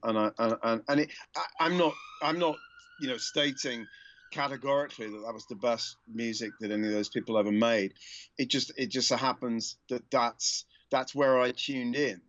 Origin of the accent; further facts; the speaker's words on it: United Kingdom; moved away; also born or lived in United States; like a lot of Brits